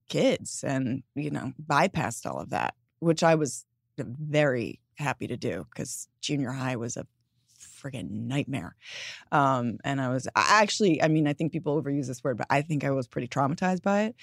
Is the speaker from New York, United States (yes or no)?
yes; New York, United States; growing up in New York